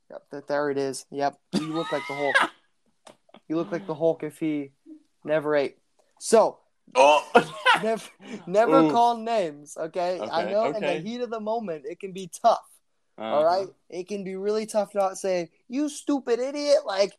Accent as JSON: {"language": "English", "country": "India", "second_language": "English", "said": "Sorry, English is tough. I'm just learning it. I'm actually Indian."}